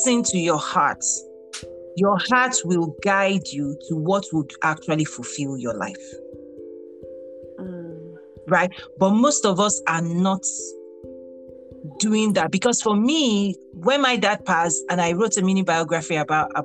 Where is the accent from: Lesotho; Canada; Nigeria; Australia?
Nigeria; moved away as an adult; also born or lived in Abeokuta, Nigeria; now in United States; I'm a Nigerian American. I got my first degree in Nigeria